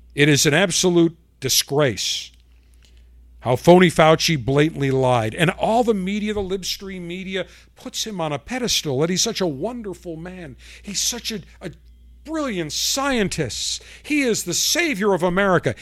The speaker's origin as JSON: {"language": "English", "town": "Buffalo", "region": "New York", "country": "United States", "tie": "born or raised there", "moved": "yes", "lives_now": "Florida, United States", "said": "my hometown of buffalo new york"}